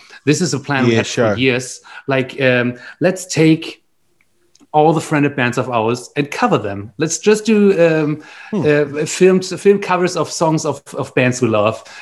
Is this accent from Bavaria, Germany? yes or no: no; Flensburg, Schleswig-Holstein, Germany; English is a second language; now in Berlin, Germany; where I grew up was in Flensburg. That's the last town before Denmark in the north.